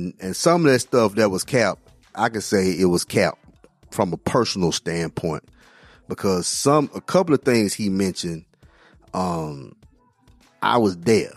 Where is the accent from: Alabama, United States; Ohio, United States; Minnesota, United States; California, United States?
Alabama, United States; Tuscaloosa; moved away; also born or lived in Mississippi; we're from Tuscaloosa, Alabama